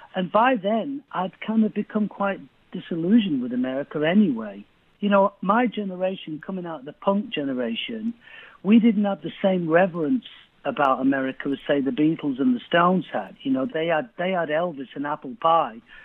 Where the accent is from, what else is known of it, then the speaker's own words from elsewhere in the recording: Manchester, North West England, United Kingdom; I grew up in East Manchester